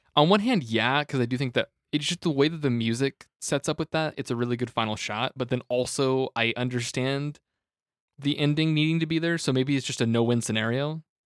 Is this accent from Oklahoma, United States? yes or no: yes; Tulsa, Oklahoma, United States; I'm from Tulsa, like Oklahoma.